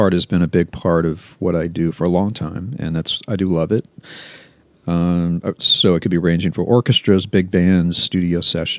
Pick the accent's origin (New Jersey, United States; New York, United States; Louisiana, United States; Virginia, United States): Louisiana, United States; Baton Rouge; also born or lived in New Orleans; Born in New Orleans, but grew up in Baton Rouge.